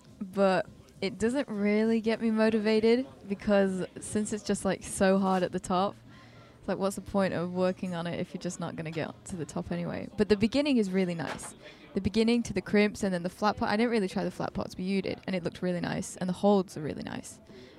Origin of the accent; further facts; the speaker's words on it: German-speaking Switzerland, Switzerland; born there; So I was born in Switzerland, in the Swiss-German part. So I've got a Swiss passport.